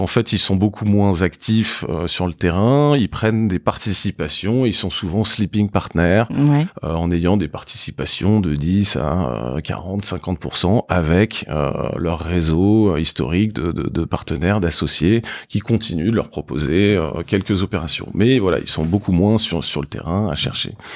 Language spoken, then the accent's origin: French; Paris, Île-de-France, France; j'ai grandi euh, donc à Paris